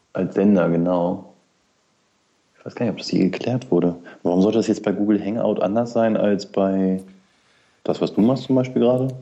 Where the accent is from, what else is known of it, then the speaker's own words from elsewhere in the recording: near the Harz, Lower Saxony, Germany; Ich komme ja aus Niedersachsen, aus der Nähe des Harzes